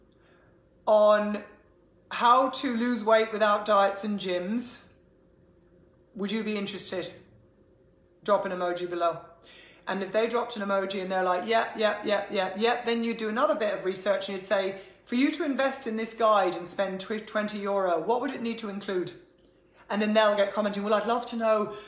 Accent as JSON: {"language": "English", "country": "Ireland", "said": "being Irish"}